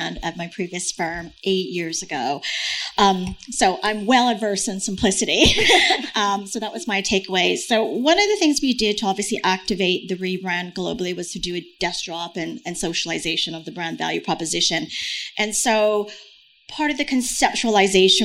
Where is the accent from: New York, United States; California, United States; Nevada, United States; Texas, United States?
New York, United States; moved away; I'm a New Yorker